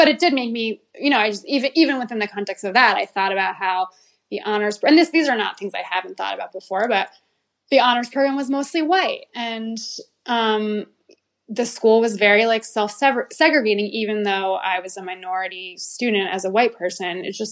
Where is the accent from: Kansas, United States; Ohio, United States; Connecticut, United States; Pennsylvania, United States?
Connecticut, United States; New Haven; So I grew up in New Haven, Connecticut, and I went to public school my whole life.